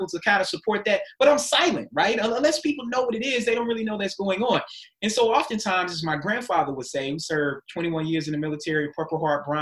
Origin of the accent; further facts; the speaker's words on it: United States; also born or lived in Germany / Maryland; we were Americans. I mean, we were Americans first, and we were Black Americans